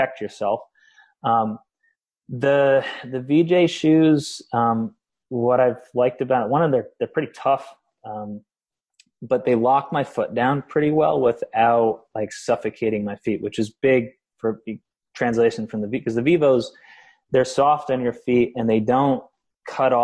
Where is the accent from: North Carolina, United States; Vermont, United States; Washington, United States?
Vermont, United States; I grew up in Vermont doing manual labor until I was 22